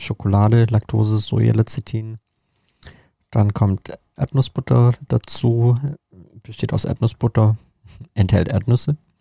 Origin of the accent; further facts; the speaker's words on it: Germany; bei uns in Deutschland